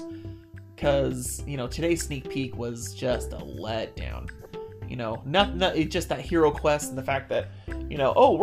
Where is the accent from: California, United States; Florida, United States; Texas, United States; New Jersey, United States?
California, United States; I was born and raised in California